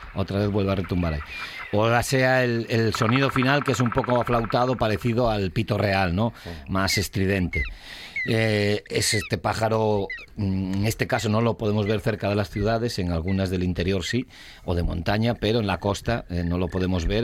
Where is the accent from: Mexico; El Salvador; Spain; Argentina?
Spain; Asturias; estamos en Asturias